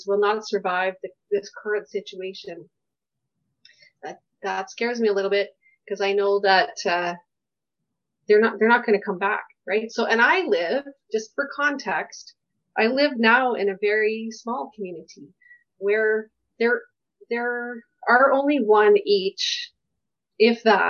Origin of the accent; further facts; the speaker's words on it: Kensington Community League, Alberta, Canada; I grew up in Kensington Community League